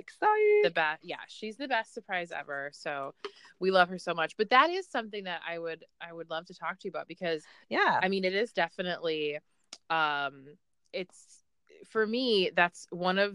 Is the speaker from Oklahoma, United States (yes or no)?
yes; Tishomingo, Oklahoma, United States; moved away; I'm actually from rural Oklahoma.